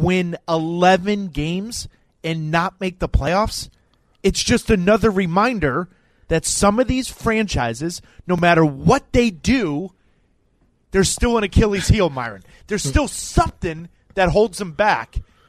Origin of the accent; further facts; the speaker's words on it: Minnesota, United States; accent: Minnesota; Fellow Minnesotian